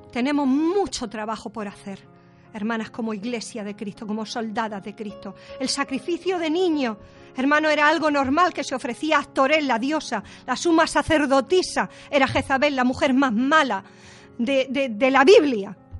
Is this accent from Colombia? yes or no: no; Spain; a mí me duele como española